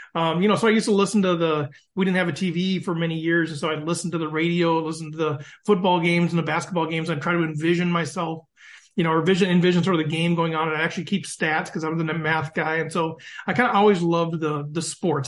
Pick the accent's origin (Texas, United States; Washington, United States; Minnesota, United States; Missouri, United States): Minnesota, United States; East Central; also born or lived in Dalbo, Minnesota; I'm from East Central Minnesota. So if you know the Twin Cities of Minneapolis, St. Paul, but an hour north of there. My wife and I are both like fifth generation